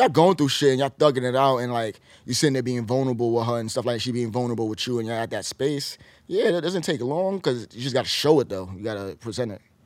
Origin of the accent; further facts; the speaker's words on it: New York City, New York, United States; I'm from New York